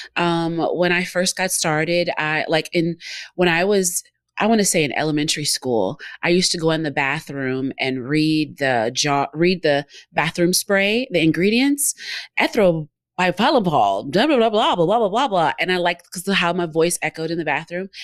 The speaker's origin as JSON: {"language": "English", "region": "Georgia", "country": "United States", "also_born_or_lived": "Memphis", "said": "I'm from Georgia. I'm in Georgia."}